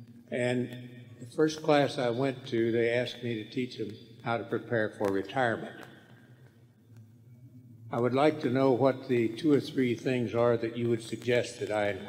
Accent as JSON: {"language": "English", "town": "Phoenix", "region": "Arizona", "country": "United States", "said": "from Phoenix, Arizona. I'm retired and teaching in seniors in high school."}